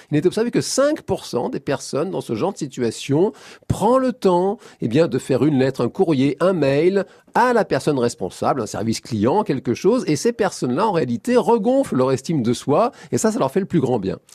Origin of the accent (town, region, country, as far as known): France